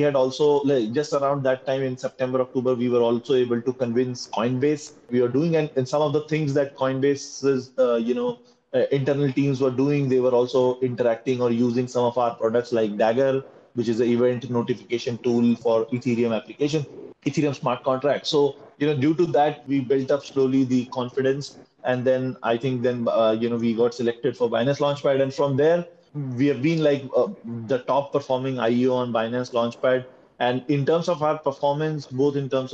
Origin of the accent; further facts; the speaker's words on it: India; we are coming from India